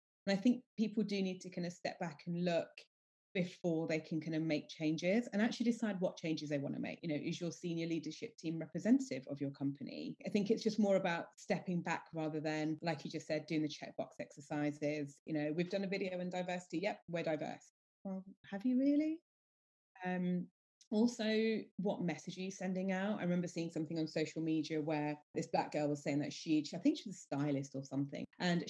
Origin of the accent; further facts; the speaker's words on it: United Kingdom; But, you know, I'm Indian, British Indian, proud of it.